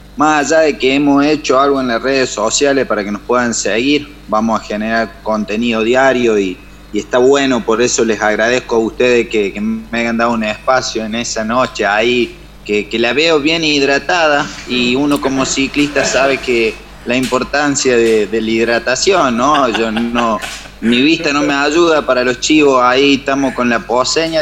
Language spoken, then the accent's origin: Spanish; his town in the Sierras de Córdoba, Argentina; mi pueblo